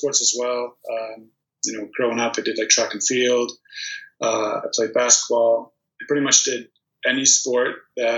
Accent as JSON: {"language": "English", "town": "Toronto", "region": "Ontario", "country": "Canada", "tie": "born or raised there", "also_born_or_lived": "Prudnik, Poland"}